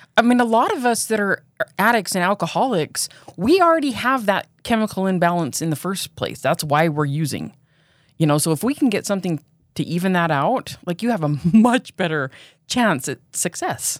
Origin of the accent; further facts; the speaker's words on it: Pleasant Grove, Utah, United States; also born or lived in Provo, Utah; I grew up in Pleasant Grove. I lived there until I was fourteen, and then I moved to Provo.